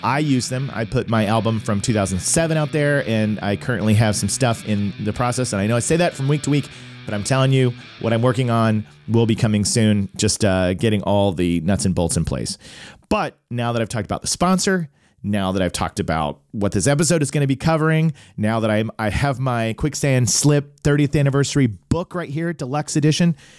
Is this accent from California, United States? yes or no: no; Tulsa, Oklahoma, United States; I grew up in Tulsa, Oklahoma